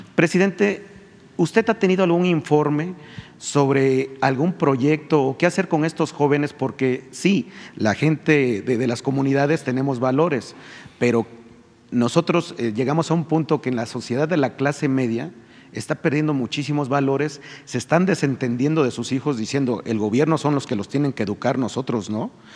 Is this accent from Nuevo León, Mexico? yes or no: no; Río Blanco, Veracruz, Mexico; yo también soy de un pueblo, soy de Rublanco, Veracruz.